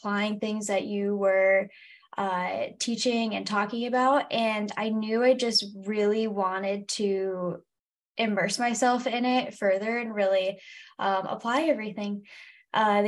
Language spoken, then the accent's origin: English; Michigan, United States; I am from Michigan, America's High Five, and that's where I currently live.